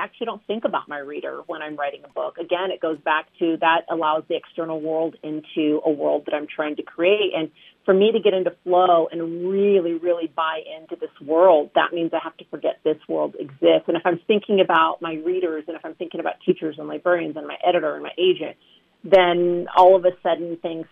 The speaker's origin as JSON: {"language": "English", "region": "Southern California", "country": "United States", "tie": "born or raised there", "said": "I was born and raised in Southern California"}